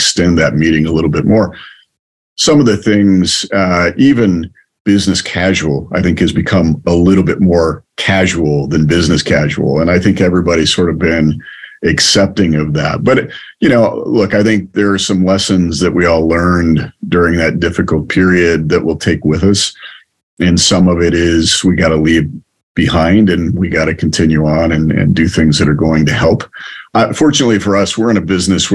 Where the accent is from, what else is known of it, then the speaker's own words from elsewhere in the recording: Willard, Ohio, United States; moved away; I'm a Midwest guy. I grew up in Ohio